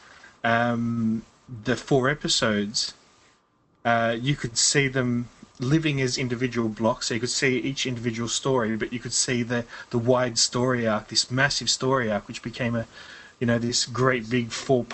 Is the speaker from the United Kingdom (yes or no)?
yes; England, United Kingdom; also born or lived in Australia; I'm English. My passport says I'm British